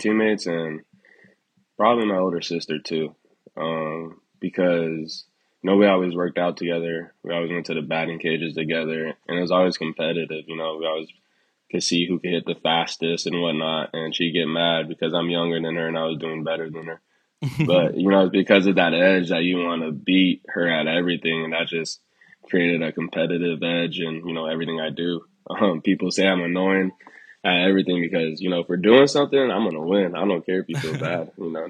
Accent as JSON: {"language": "English", "town": "Long Beach", "region": "California", "country": "United States", "tie": "born or raised there", "said": "Man, life growing up here was actually good, man. You know, it was really diverse, so really never had to deal with any bullshit any time."}